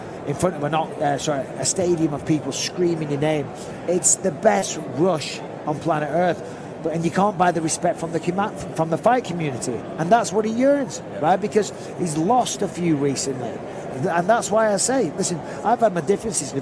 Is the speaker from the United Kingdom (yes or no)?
yes; Manchester, North West England, United Kingdom